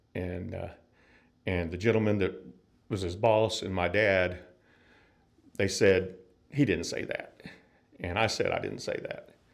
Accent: North Florida, United States; moved away; I'm from Florida originally, North Florida, and uh, grew up there

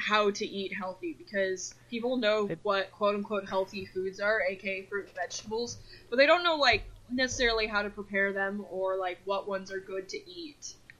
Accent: Utah, United States; I grew up in Utah. There's a game that we play in Utah called Bingo.

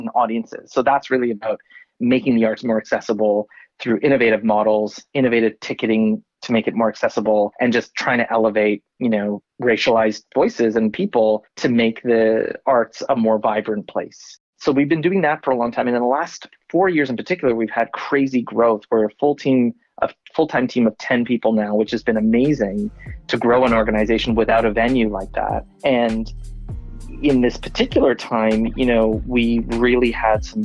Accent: Canada; moved away as an adult; I was born in Canada of Indian parents.

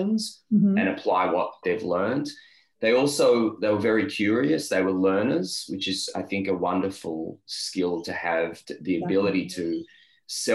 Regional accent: Tel Aviv, Tel Aviv District, Israel; moved away as an adult; now in Melbourne, Australia; So I grew up in Tel Aviv in Israel.

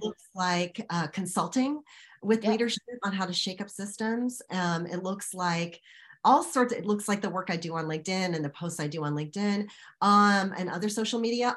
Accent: United States; an American woman of Indian descent.

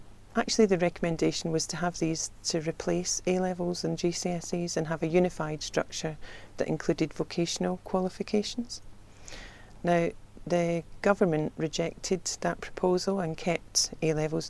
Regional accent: Scotland, United Kingdom; accent: Scottish; moved away

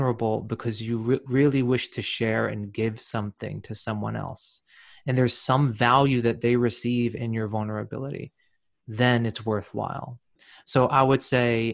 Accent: New Jersey, United States; I'm from New Jersey, and I'm born and raised in New Jersey.

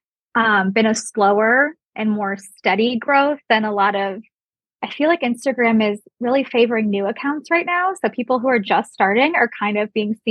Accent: Solon, Ohio, United States; moved away as an adult; I grew up in Solon, which is a suburb

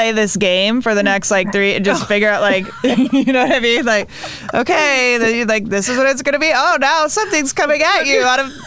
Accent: Wisconsin, United States; I'm from Wisconsin

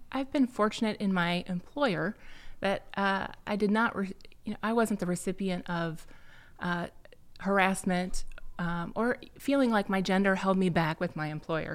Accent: Bettendorf, Iowa, United States; I'm an Iowa native. Uh, I was raised in the Quad Cities

